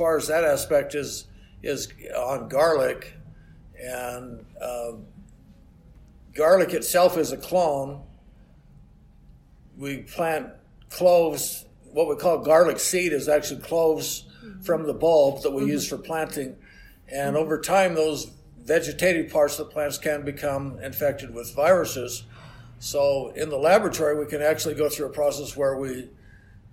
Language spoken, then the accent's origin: English; Utah, United States; moved away as an adult; also born or lived in Iowa / Michigan; I grew up in Utah originally.